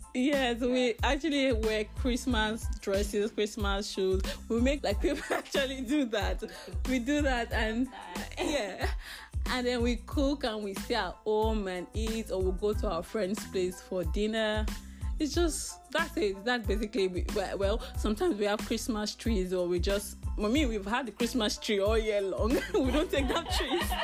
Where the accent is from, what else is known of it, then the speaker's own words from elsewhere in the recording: Lagos, Nigeria; moved away; we, the city people, we stay in Lagos